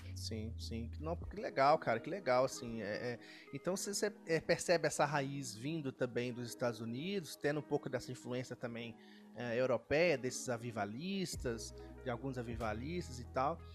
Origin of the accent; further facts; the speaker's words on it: Minas Gerais, Brazil; moved away; eu sou de Minas